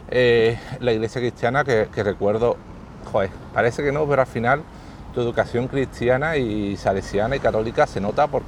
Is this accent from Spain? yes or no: yes; Andalusia, Spain; accent: Sevillian; me dicen que tengo un acento sevillano fuerte